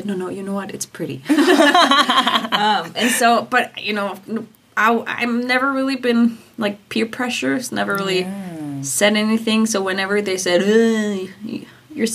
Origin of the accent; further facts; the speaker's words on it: Nuuk, Greenland; moved away as an adult; also born or lived in South Greenland / Iceland / Denmark; So I grew up in South Greenland, Nasa. But we moved when I was 7. So I feel like growing up, I'm from Nuuk. Because we moved to Nuuk and I lived here like most of my life